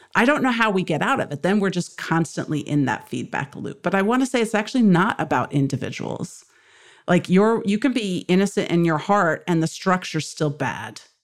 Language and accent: English; United States; being luckily born in this country